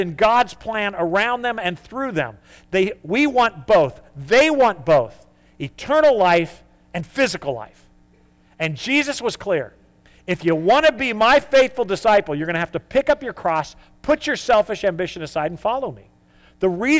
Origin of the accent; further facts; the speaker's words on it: United States; we are type A American